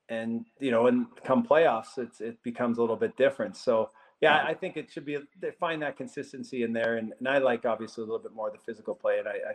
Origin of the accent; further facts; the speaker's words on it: Edmonton, Alberta, Canada; So growing up in Edmonton and St. Albert there, I had great experiences.